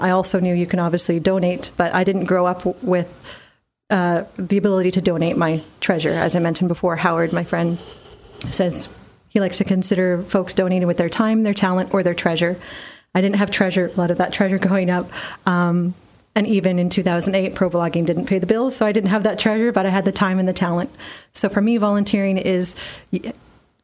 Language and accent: English; Surrey, British Columbia, Canada; I grew up in Surrey. I grew up in Wally, went to West Wally Junior High.